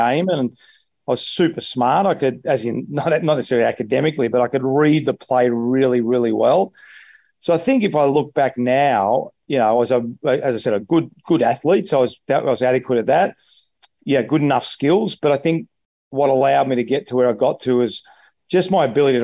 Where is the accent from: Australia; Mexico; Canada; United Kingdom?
Australia; Donvale, Victoria; I grew up in Donvale